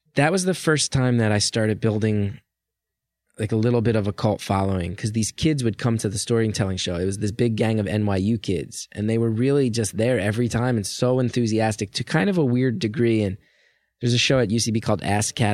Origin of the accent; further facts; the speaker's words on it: New Jersey, United States; I grew up in North Jersey